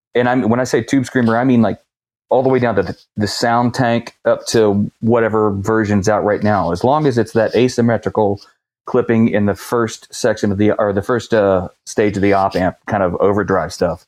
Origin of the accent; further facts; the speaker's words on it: West Virginia, United States; moved away; I grew up actually in West Virginia, about a hundred miles southeast of you guys